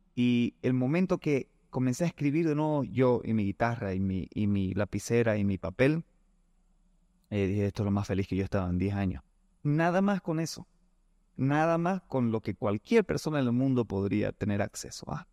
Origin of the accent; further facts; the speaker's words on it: Bolivia; aquí en Bolivia, en mi tierra